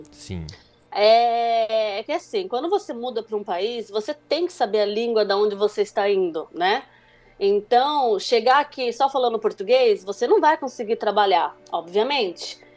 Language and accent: Portuguese; Brazil; now in France; como ainda sou brasileira, né, tenho cidadania brasileira, eu não tenho direito de votar.